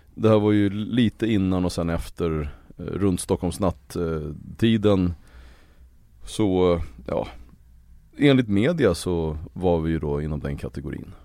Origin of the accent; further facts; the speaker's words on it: Uppsala, Uppsala County, Sweden; Det står Gottsunda i mitt pass och där växte jag upp